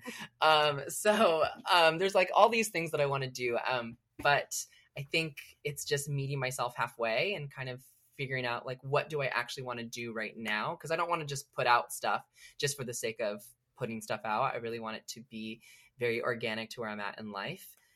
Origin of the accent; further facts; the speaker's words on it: Selma, California, United States; moved away as an adult; also born or lived in Los Angeles, California; I grew up in Selma, California, so it's about three hours from L A.